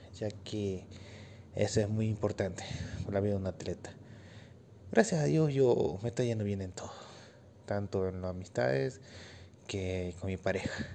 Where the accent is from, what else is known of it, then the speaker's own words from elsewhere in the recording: Bolivia; Yo soy de Bolivia